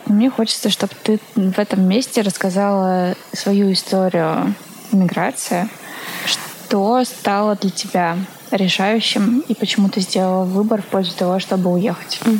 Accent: Yekaterinburg, Sverdlovsk Oblast, Russia; moved away as an adult; now in Saint Petersburg, Russia; я уехала из Екатеринбурга 7 лет назад. А, уехала в Петербург и поступила здесь в университет.

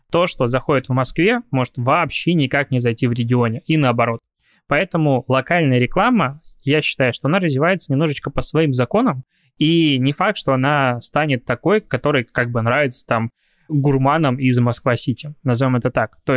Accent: Belarus; потому что я привыкший из Беларуси приехал мальчик с карточкой без наличных денег и думал, что везде смогу что-то оплатить

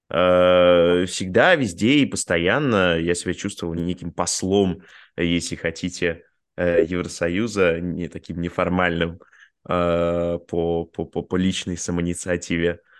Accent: Bulgaria; born there; also born or lived in Russia; я родился в Болгарии, у меня два гражданства, у меня российское и болгарское гражданство.

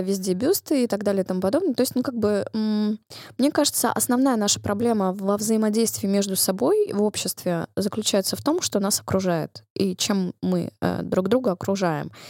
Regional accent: Russia; я выросла и родилась в России

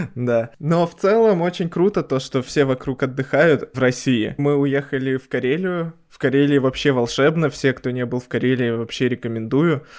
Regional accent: Belarus; Мы белорусы

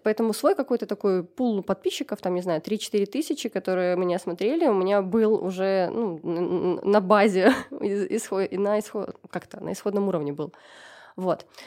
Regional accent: Gomel, Gomel Region, Belarus; я из Гомеля

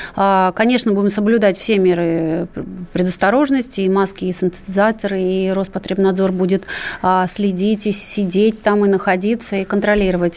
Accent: Ukraine; now in Russia; я Э, естественно, родилась на Украине

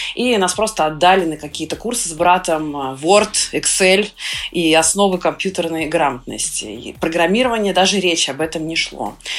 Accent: Sergiev Posad, Moscow Oblast, Russia; я росла в Сергиевом Посаде, относительно небольшой город в, в Московской области

